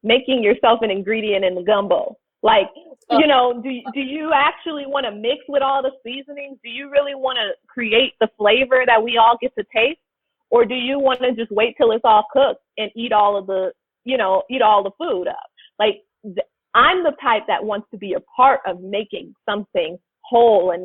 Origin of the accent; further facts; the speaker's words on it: Los Angeles, California, United States; growing up in South Central